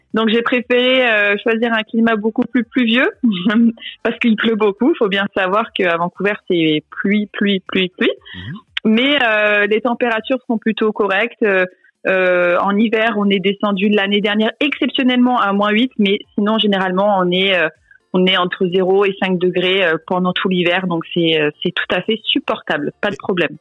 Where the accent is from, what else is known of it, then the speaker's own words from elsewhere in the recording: France; moved away as an adult; now in Canada; je suis française et que j'ai moins de 35 ans